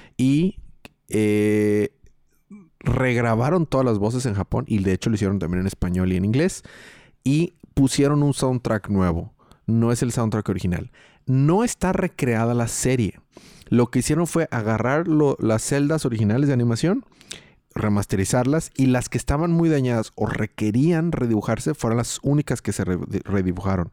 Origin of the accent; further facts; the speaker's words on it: Mexico; soy mexicano